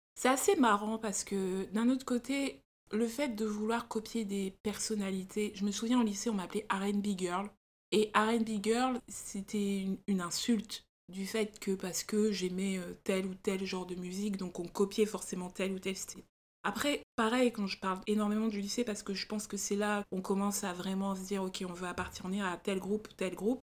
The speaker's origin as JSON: {"language": "French", "country": "France", "said": "on est française"}